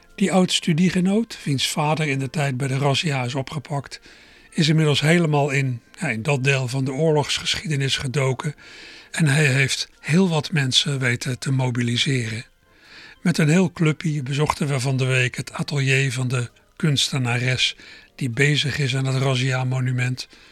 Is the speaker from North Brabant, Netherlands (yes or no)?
no; Berkel en Rodenrijs, South Holland, Netherlands; moved away; also born or lived in Schiebroek, Rotterdam; ik zei dat ik vroeger in Berkel aan Roderijs heb gewoond